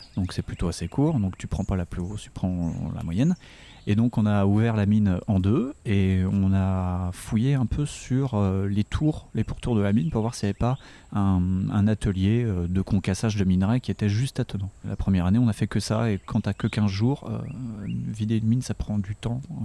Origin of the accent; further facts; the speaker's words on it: Dijon, Bourgogne-Franche-Comté, France; je suis de Dijon